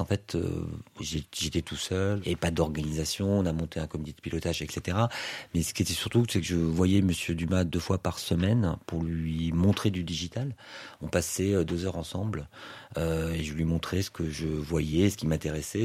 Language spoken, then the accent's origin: French; Toulouse, Occitania, France; je viens d'une euh, du sud-ouest de la France, je viens de Toulouse